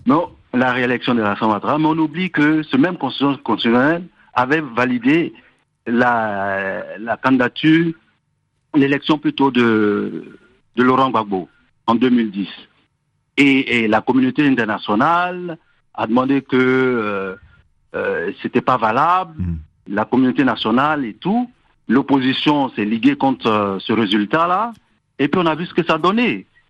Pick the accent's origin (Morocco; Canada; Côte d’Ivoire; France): Côte d’Ivoire; nous sommes des Ivoiriens